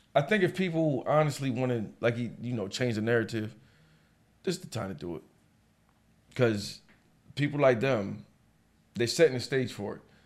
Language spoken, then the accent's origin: English; United States; I'm American to the day I die.